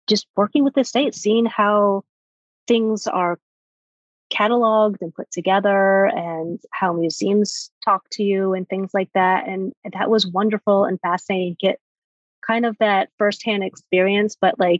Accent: Alabama, United States; moved away as an adult; also born or lived in Florida / New York; I'm originally from Alabama

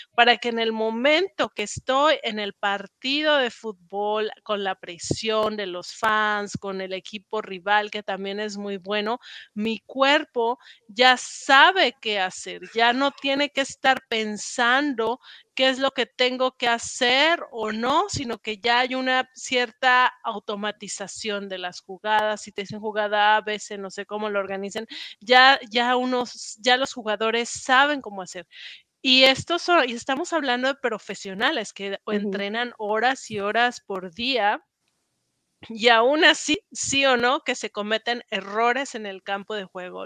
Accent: Mexico; accent: Mexican; moved away as an adult; also born or lived in Paris, France; now in United States

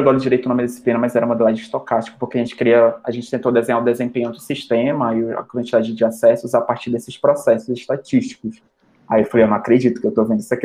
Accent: Manaus, Amazonas, Brazil; moved away as an adult; now in Mato Grosso do Sul, Brazil; eu sou amazonense, manauara, com orgulho. É, vim do norte para cá. Sou nortista

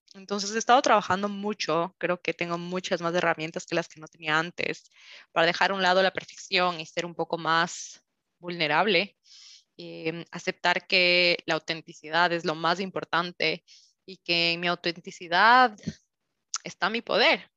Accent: Quito, Pichincha, Ecuador; moved away as an adult; now in Switzerland; soy de Quito, Ecuador

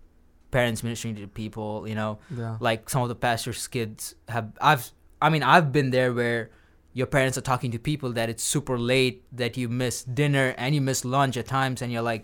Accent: Saudi Arabia; also born or lived in India; Went back and forth to India, but I'm an Indian origin, but I was born in Saudi.

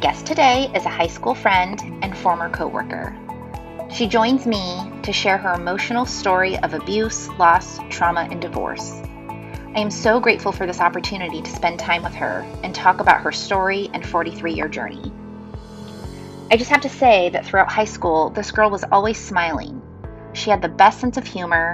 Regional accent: Washington, United States; moved away; I grew up in Washington

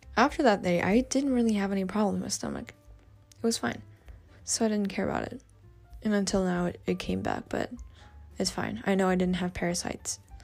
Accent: Australia; accent: Aussie; my crazy Aussie accent

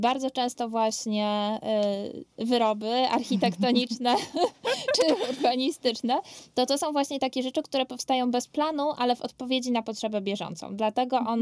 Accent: Katowice, Silesian Voivodeship, Poland; ja dorastałam w Katowicach Ligodzie

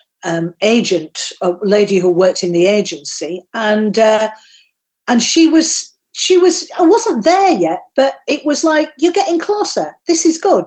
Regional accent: Yorkshire and the Humber, United Kingdom; accent: Yorkshire; I did get sacked by a Yorkshire firm in Yorkshire because they said my accent was better suited to the textile industry where I came from

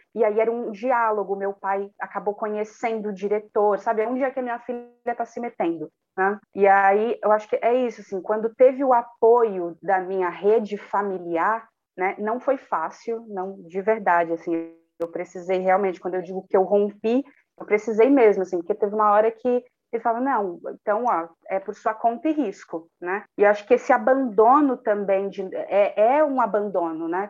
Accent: Cubatão, São Paulo, Brazil; quilombola nascida e criada na cidade de Cubatão

